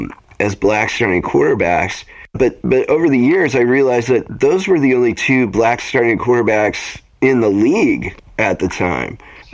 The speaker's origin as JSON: {"language": "English", "region": "Wisconsin", "country": "United States", "tie": "born or raised there", "said": "And I grew up in the Midwest in Wisconsin around the Packers market."}